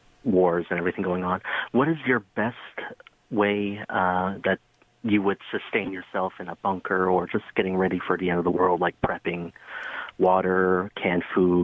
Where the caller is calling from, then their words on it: Mississauga, Ontario, Canada; I'm calling from Mississauga tonight.